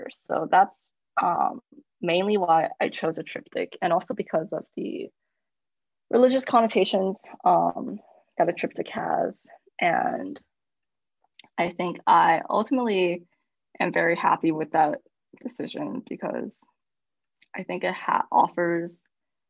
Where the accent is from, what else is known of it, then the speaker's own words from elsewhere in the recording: United States; I was born in America